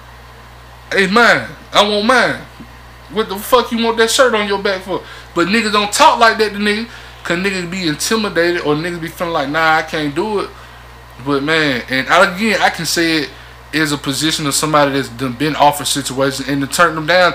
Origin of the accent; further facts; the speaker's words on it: the South, United States; I'm from the South